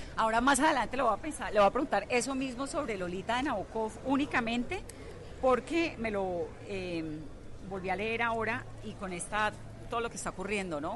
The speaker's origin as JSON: {"language": "Spanish", "country": "Colombia", "said": "nosotros los colombianos"}